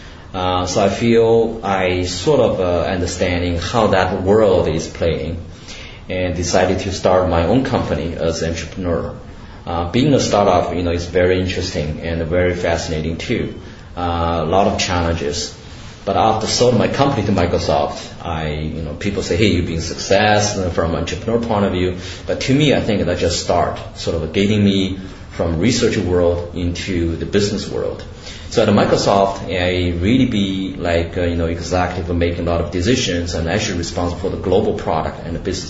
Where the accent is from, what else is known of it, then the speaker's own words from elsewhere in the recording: Shanghai, China; moved away as an adult; also born or lived in Canada / Seattle, United States; I grew up in Shanghai